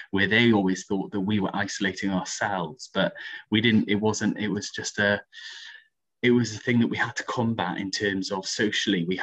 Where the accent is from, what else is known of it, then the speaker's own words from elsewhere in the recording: Aberystwyth, Wales, United Kingdom; also born or lived in London; now in Swansea, United Kingdom; I was born in London, so my dad's English, and we moved over to Aberystwyth when I was like four.